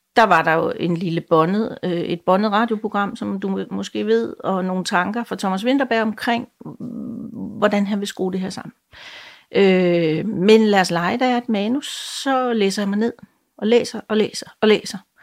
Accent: Jutland, Denmark; moved away; jeg kommer jo oprindeligt fra Jylland

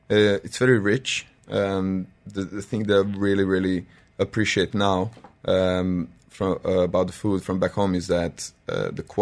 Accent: Serbia; English is a second language; I'm from Serbia.

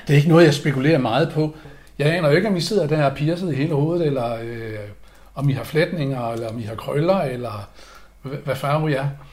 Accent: Aalborg, North Denmark Region, Denmark; moved away; jeg er opvokset i Aalborg

